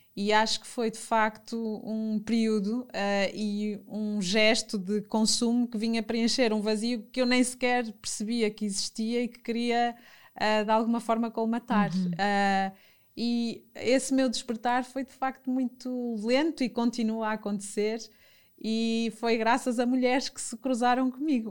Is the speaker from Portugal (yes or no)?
yes; Fafe, Norte, Portugal; embora nascesse na cidade e, e tenha tido o meu uhum. percurso uhum. também na cidade, numa pequena cidade, sou minhota de, de Faf